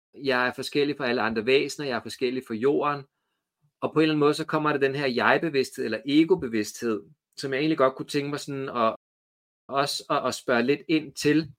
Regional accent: Copenhagen, Capital Region of Denmark, Denmark; moved away as an adult; now in Trustrup, Denmark; jeg er vokset op i København

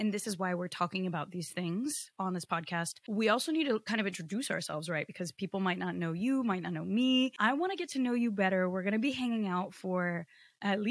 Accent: Connecticut, United States; English is a second language; also born or lived in Rio de Janeiro, Brazil; I was born in Rio in Brazil, and I should not be speaking English right now because I was not programmed to, and like no one in my family was American. But when I was 5 years old, my mom moved my two siblings and I to Connecticut

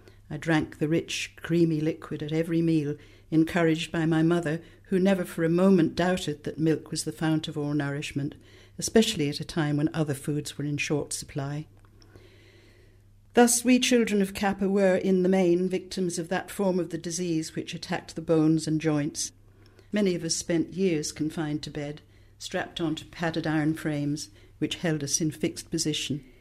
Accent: Dublin, County Dublin, Ireland; I came from the south side of Dublin

